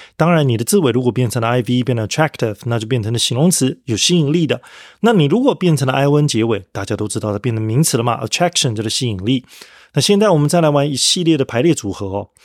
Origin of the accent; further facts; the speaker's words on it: Taiwan; accent: Taiwanese accent; 譬如说我是台湾腔